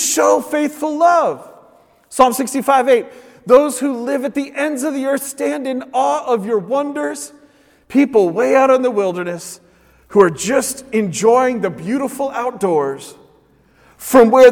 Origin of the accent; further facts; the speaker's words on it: Oregon, United States; I grew up in Oregon